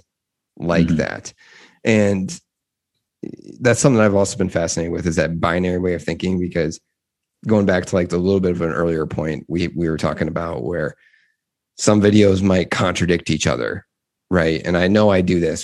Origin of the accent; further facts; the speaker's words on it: Midwest, United States; This is coming from the Midwest